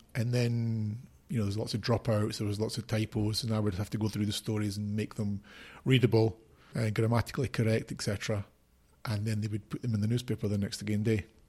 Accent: Edinburgh, Scotland, United Kingdom; moved away as an adult; also born or lived in Mexico / Brazil / Haiti; now in Spain; I was born in Edinburgh, in Scotland. I grew up there all my life until I was twenty-three

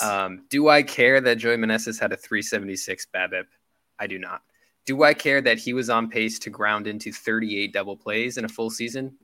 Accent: Detroit, Michigan, United States; growing up in the Detroit area

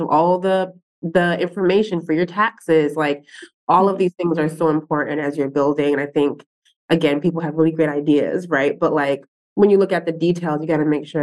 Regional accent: New York City, New York, United States; I'm born and raised in Brooklyn

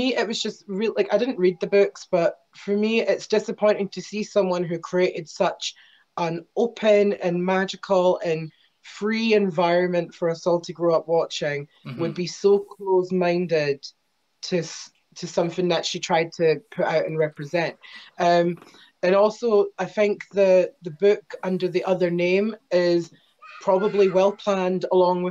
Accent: Scotland, United Kingdom; as a Scot

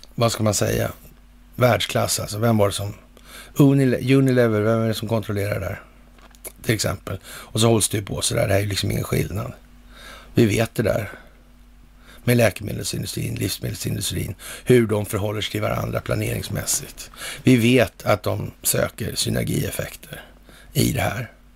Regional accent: Sweden; här hemma i Sverige

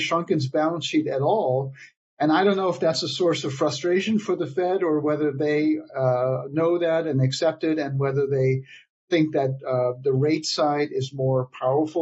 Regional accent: Netherlands; now in United States; my home country of the Netherlands

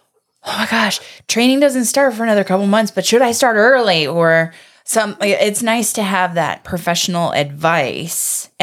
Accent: Florida, United States; That's true. I'm from Florida.

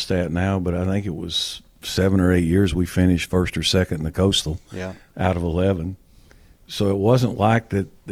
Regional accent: North Carolina, United States; born or raised there; moved away as an adult

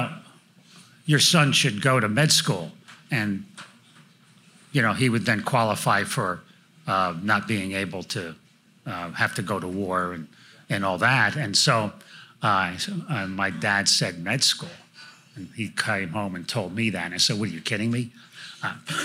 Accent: New Jersey, United States; moved away as an adult; now in Franklin, United States; I grew up in North Jersey, just outside New York City

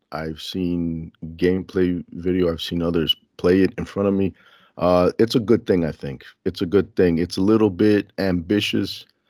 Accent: Elmhurst, United States; I was born and raised in Elmhurst, so it's a similar smell, you know?

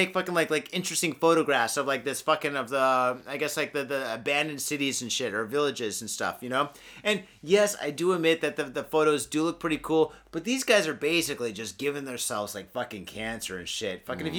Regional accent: Michigan, United States; now in Japan; I was born and raised in Michigan.

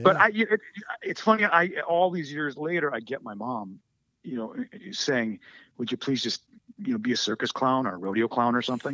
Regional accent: United States; I am American

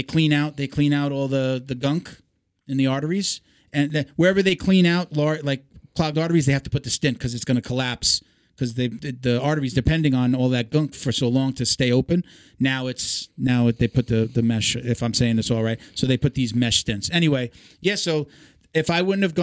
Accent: Puerto Rico; I'm Puerto Rican

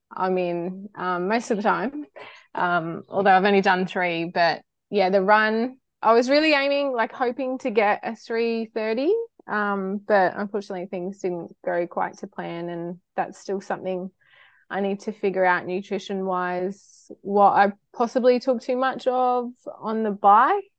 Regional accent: Cairns, Queensland, Australia; I'm, I'm from Cairns, far north Queensland girl.

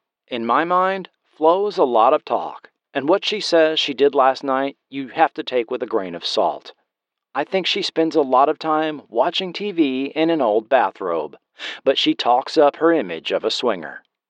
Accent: Alabama, United States; I used a lot of my growing up in Alabama. I knew a lot of women like her.

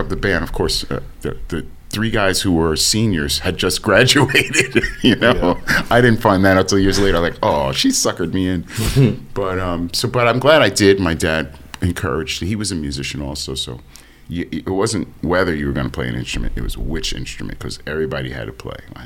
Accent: Maplewood, New Jersey, United States; also born or lived in East Orange, New Jersey; I grew up in Jersey. I grew up mostly, I was born in East Orange, but I moved to Maplewood in 66, and I grew up in Maplewood, New Jersey.

